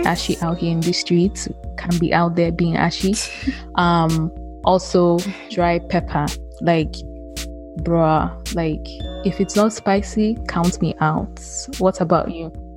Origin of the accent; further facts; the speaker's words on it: Nigeria; moved away as an adult; now in United States; I am from Nigeria